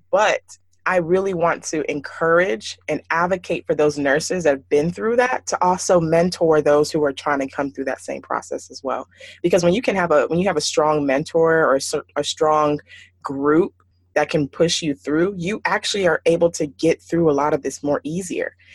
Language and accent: English; Houston, Texas, United States; growing up in Houston, and it's a predominantly Nigerian community there, uh, where I grew up at least